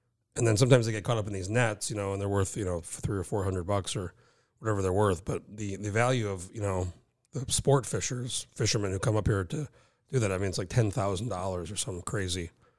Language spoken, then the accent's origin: English; New Mexico, United States; I grew up in New Mexico.